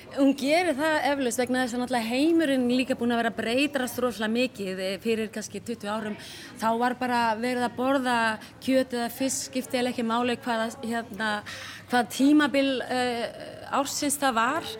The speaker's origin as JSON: {"language": "Icelandic", "country": "Iceland", "said": "við erum Íslandingar"}